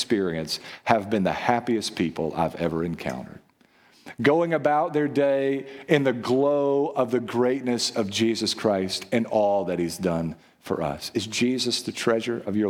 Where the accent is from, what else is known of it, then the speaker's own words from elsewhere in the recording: United States; we're American and we're Western